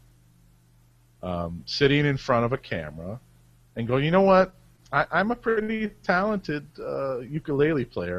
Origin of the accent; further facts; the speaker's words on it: Cleveland, Ohio, United States; I'm from Cleveland.